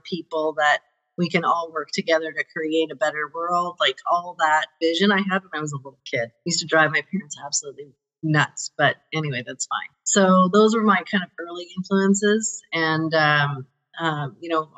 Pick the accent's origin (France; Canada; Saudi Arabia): Canada; Calgary, Alberta; I grew up in Calgary. So I'm a Calgary born and bred